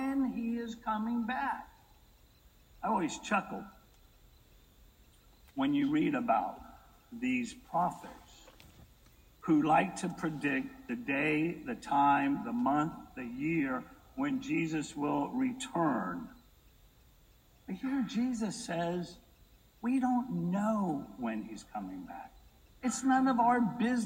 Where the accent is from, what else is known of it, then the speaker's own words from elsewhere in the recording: Brooklyn, New York, United States; now in Texas, United States; I'm from Brooklyn